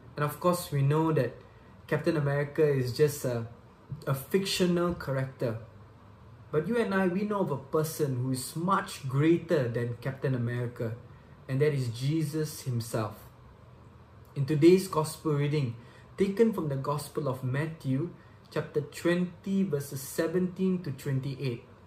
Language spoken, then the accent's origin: English; Subang Jaya, Selangor, Malaysia; I'm from Subang Jaya, Malaysia.